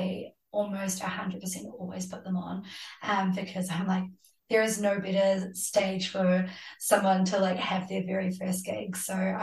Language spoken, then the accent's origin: English; Hamilton, Waikato, New Zealand; moved away as an adult; also born or lived in Glasgow, United Kingdom / Amsterdam, Netherlands / Sark; now in Auckland, New Zealand; I grew up in Hamilton